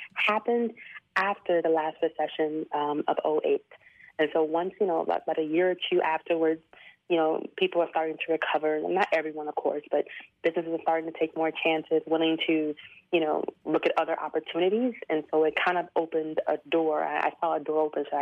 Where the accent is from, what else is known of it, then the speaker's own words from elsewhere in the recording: Houston, Texas, United States; moved away as an adult; also born or lived in Chiang Mai, Thailand; I'm from Houston, Texas